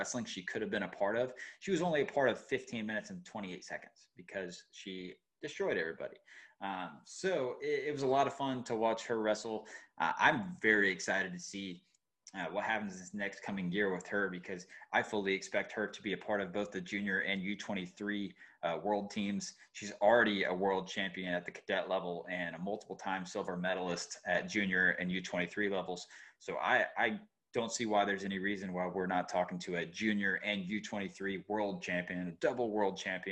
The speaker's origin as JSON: {"language": "English", "region": "Georgia", "country": "United States", "moved": "yes", "said": "I'm from Georgia"}